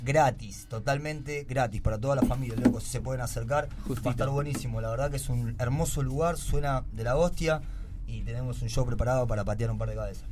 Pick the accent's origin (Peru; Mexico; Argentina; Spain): Argentina; Rafael Castillo, Buenos Aires Province; Yo soy de Rafael Castillo